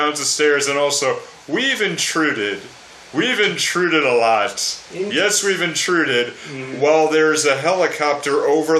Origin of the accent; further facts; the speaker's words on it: New England, United States; accent: New England; The four of us here are all from New England, and our New England accents pop out in one word